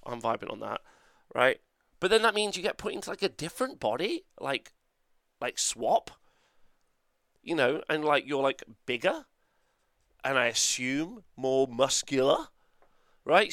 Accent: Nottingham, East Midlands, United Kingdom; I'm from United Kingdom. Okay, easy peasy, right? Unfortunately, not Europe. Uh, and then Nottingham

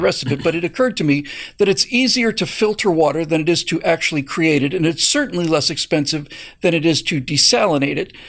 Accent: Bermuda; moved away; I grew up in Bermuda

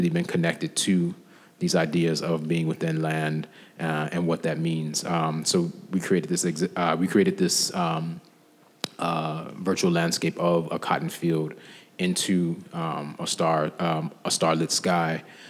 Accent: Chicago, Illinois, United States; being born and raised in Chicago

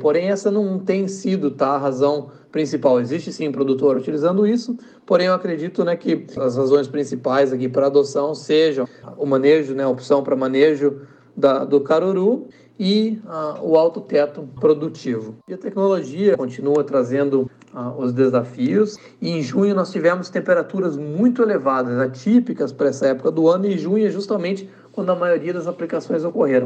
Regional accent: Brazil; moved away as an adult; now in United States; E como brasileiro, cientista aqui nos Estados Unidos

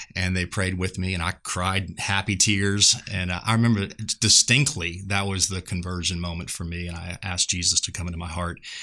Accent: just outside of New Orleans, Louisiana, United States; moved away as an adult; now in Seguin, United States; I'm just outside of New Orleans, and so I am kind of a part of the Caj-, Cajun mafia

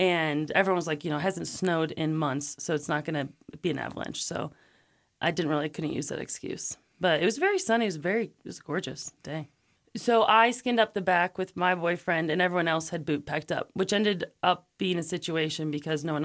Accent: Cleveland, Ohio, United States; moved away as an adult; now in Wilson, United States; I'm from Ohio originally, yes, from Cleveland.

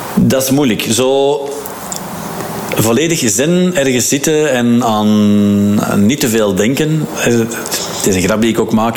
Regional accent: Lier, Flanders, Belgium; we zijn opgegroeid in de Schilderswijk. Mm. In, uh, in Lier, in de David Nierslaan.

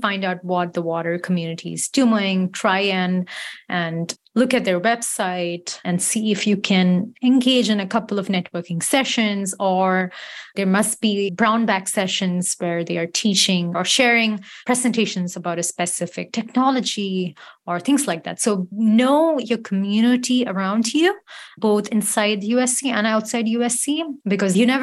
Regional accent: Chennai, Tamil Nadu, India; moved away; my hometown city in Chennai

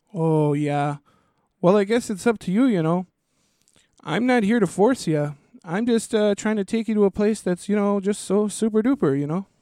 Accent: Twin Cities, Minnesota, United States; we're from the Twin Cities, which is two separate cities, Minneapolis

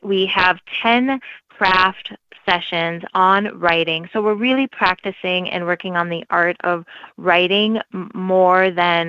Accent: Brainerd and Duluth, Minnesota, United States; also born or lived in Czech Republic; now in Warroad, United States; part one of my childhood was in Brainerd, and part two was in Duluth, so that's where I graduated from high school

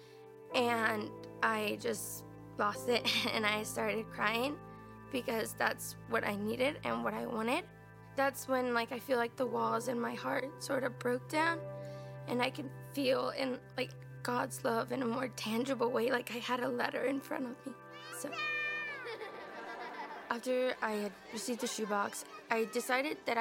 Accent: Mexico; also born or lived in San Antonio, Texas, United States; my mom decided to move us to Mexico, where we lived with her side of the family

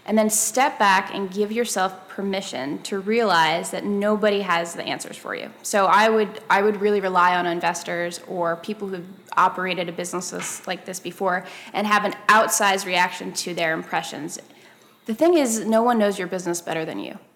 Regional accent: Copenhagen, Capital Region, Denmark; also born or lived in Paris, France; when I was younger, I grew up in Copenhagen and in Paris, and she taught in the international schools there.

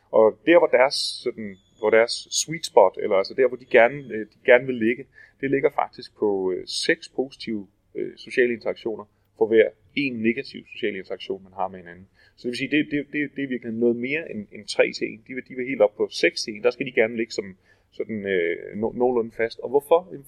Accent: Denmark; jeg kommer fra, fra Danmark.

